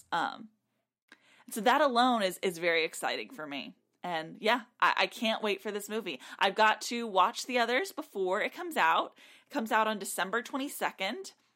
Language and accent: English; South Texas, United States; I grew up in South Texas, a large Hispanic population